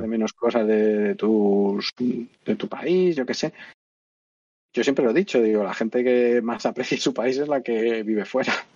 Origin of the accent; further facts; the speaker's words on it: Madrid, Community of Madrid, Spain; moved away as an adult; now in Andalusia, Spain; yo soy de Madrid aquí por casualidad.